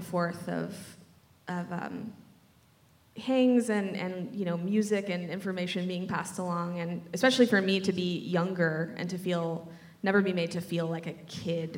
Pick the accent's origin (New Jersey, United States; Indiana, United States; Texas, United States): Texas, United States; just outside of Austin; I grew up in Texas, just outside of Austin